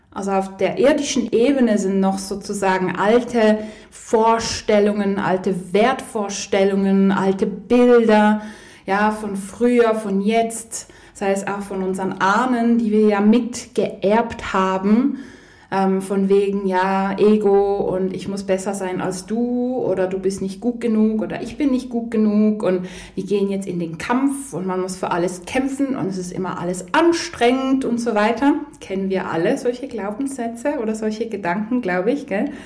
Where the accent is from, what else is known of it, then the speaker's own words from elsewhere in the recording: Poland; ich komme ja ursprünglich aus Polen, beide Eltern, und beide Großeltern und Urgroßeltern haben logischerweise den Zweiten Weltkrieg erlebt.